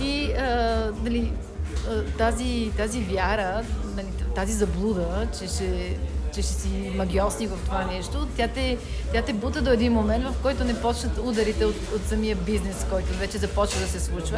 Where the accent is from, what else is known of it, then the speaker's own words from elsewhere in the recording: Chavdar, Sofia Province, Bulgaria; moved away as an adult; also born or lived in Denver, Colorado, United States; в моето родно село Чавдар